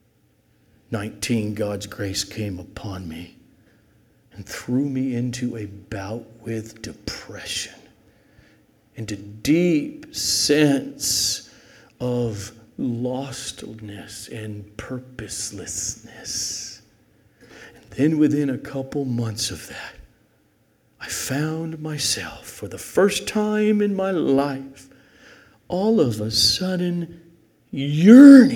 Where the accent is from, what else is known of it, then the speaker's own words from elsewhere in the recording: El Segundo, California, United States; raised in El Segundo, California, in a Roman Catholic family